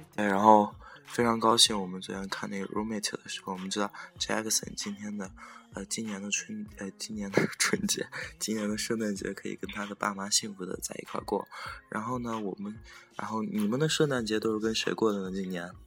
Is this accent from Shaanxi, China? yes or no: yes; Xi'an, Shaanxi, China; 我现在待的是我的老家，我这个住在十三朝古都西安